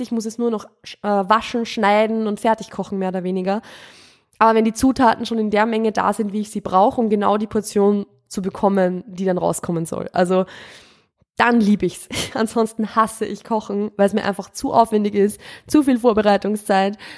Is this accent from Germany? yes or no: no; Austria; moved away as an adult; also born or lived in Steyr, Upper Austria; now in Vienna, Austria; Ich bin keine Wienerin. Ich bin vom Land. Ich bin ein Dorfkind